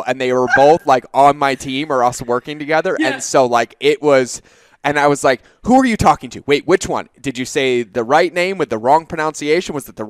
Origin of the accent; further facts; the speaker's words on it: Boston, Massachusetts, United States; also born or lived in South Carolina / California / North Carolina / Hawaii; I grew up in Boston, right? So like I can go hoopak the cod, like it's all there. But when I joined the military, I left Boston and went to South Carolina.